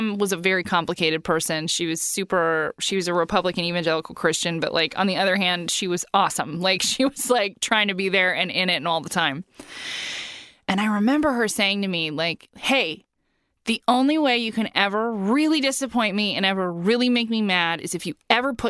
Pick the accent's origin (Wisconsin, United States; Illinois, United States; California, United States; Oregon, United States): California, United States; Huntington Beach; I was raised in Orange County